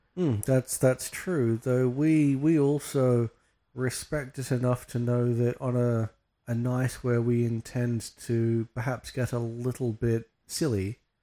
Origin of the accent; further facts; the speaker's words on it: Australia; we're Australian